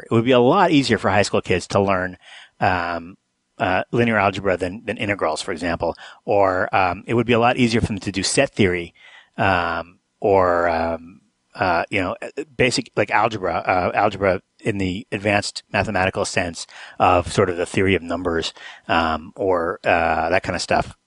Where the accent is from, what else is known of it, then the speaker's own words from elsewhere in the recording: New Mexico, United States; I grew up in New Mexico